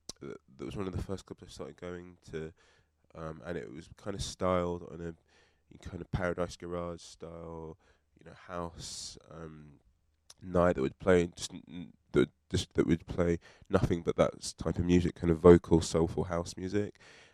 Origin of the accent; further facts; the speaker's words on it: United Kingdom; now in London, United Kingdom; being like a British person.